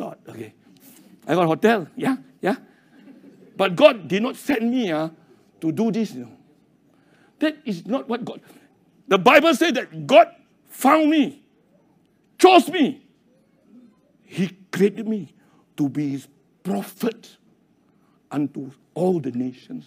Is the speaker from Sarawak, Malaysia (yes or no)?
no; Kulim, Kedah, Malaysia; I was born in Kulim